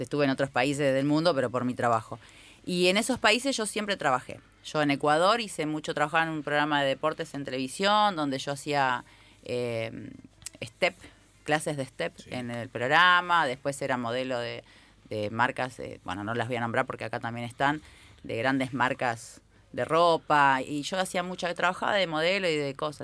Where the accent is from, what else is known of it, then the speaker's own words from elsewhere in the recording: Uruguay; now in Argentina; soy uruguaya